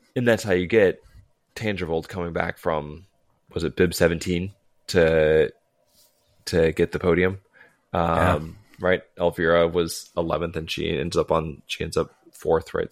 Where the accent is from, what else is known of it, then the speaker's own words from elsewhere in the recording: United States; as an American